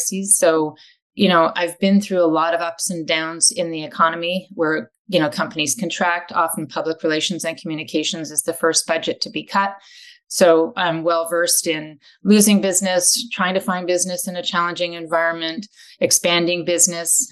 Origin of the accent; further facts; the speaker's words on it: Vancouver, British Columbia, Canada; moved away as an adult; also born or lived in Washington, United States / Paris, France / London, England / Asia; I'm originally from Vancouver and then went to school here and did an undergrad at UBC